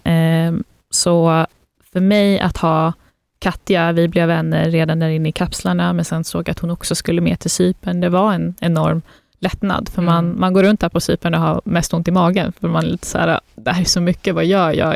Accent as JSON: {"language": "Swedish", "country": "Sweden", "tie": "born or raised there", "also_born_or_lived": "Afghanistan (ancestry) / Russia (ancestry)", "said": "Sverige och landet man är uppvuxen i, men också den kulturen man har hemma och den bakgrunden"}